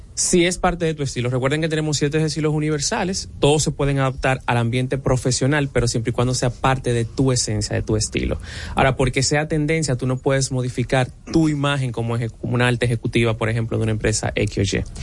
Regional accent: Dominican Republic; nosotros como dominicanos

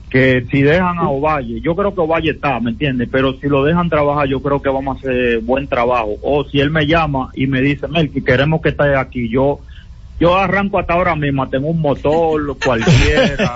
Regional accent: Haina, San Cristóbal, Dominican Republic; yo soy de Jaina, pero ya mi corazón es de Santiago

